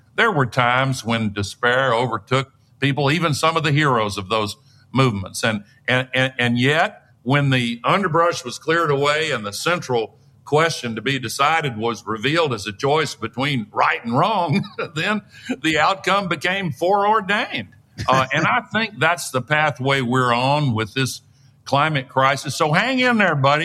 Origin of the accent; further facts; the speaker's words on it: Tennessee, United States; my home state of Tennessee